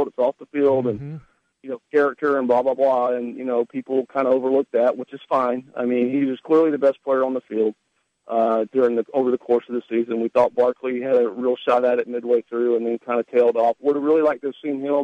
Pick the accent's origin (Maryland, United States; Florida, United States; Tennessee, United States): Florida, United States; Pensacola; my hometown of Pensacola